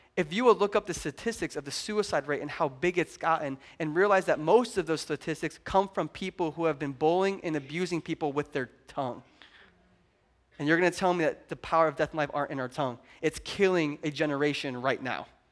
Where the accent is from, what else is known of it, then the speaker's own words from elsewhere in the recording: Pontiac, Illinois, United States; we're from Pontiac